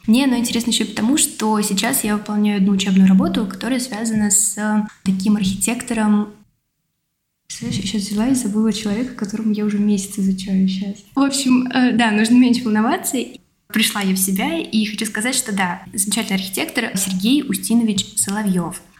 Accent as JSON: {"language": "Russian", "region": "Tula Oblast", "country": "Russia", "moved": "yes", "lives_now": "Moscow, Russia", "said": "я не москвичка, я сама из Тульской области"}